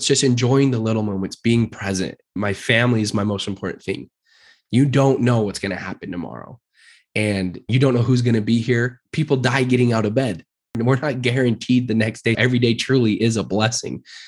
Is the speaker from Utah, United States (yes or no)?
yes; Murray, Utah, United States; now in Draper, United States; I was born and raised in Utah, grew up in Murray